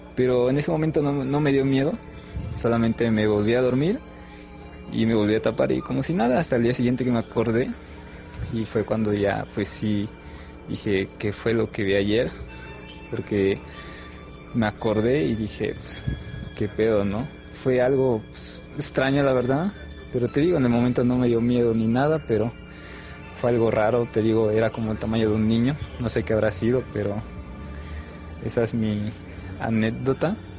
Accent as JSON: {"language": "Spanish", "region": "Veracruz", "country": "Mexico", "said": "Ando de visita aquí en Puebla, yo soy de Veracruz"}